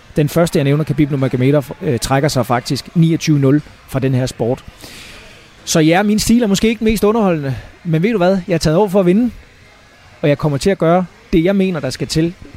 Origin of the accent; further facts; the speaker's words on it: Falster, Zealand, Denmark; moved away as an adult; now in United States; fra, øh, fra Falster, og mange hjemme på Falster kender mig jo